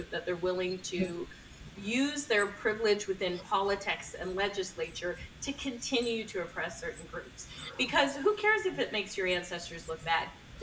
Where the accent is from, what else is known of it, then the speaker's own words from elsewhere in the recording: Canada; I'm a Canadian.